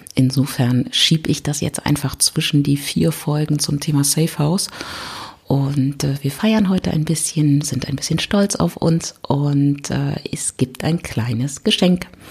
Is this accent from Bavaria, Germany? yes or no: no; Berlin, Germany; ich komme aus Berlin